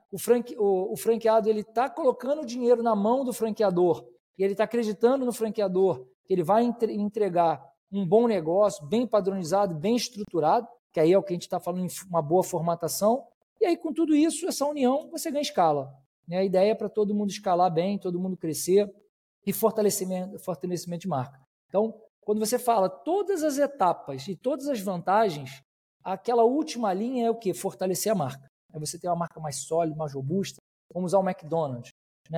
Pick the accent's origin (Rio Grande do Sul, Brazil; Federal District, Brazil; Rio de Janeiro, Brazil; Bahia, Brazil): Rio de Janeiro, Brazil; eu, eu sou do Rio, né? somos, somos aqui do Rio de Janeiro